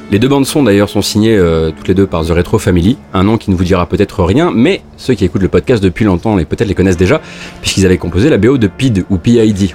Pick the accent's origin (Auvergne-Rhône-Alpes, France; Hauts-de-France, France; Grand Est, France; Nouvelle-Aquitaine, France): Grand Est, France; Moselle; je viens de Moselle